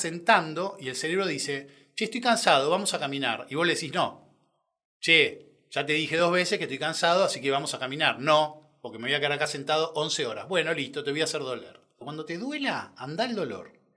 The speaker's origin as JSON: {"language": "Spanish", "region": "Buenos Aires", "country": "Argentina", "tie": "born or raised there", "also_born_or_lived": "Córdoba, Argentina", "said": "Nací en Córdoba, tengo una familia muy grande allá, a la cual quiero un montón me crié con mucha gente, hasta los cuatro que me vine a Buenos Aires"}